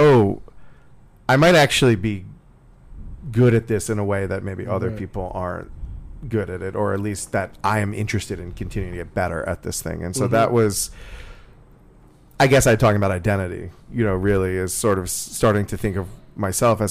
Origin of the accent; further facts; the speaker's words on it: Coral Springs, Florida, United States; moved away; I'm from Coral Springs